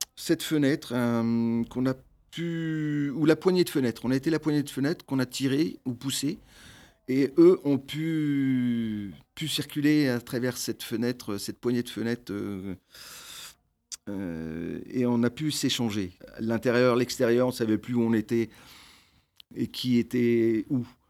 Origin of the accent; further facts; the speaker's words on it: France; dans mon enfance, ici en France